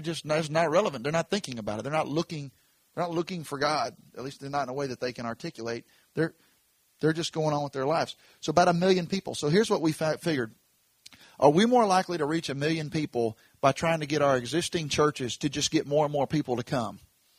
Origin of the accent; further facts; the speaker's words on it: Jacksonville, Florida, United States; also born or lived in Palm Beach County, Florida; I grew up in Jacksonville, Florida. It's South Georgia.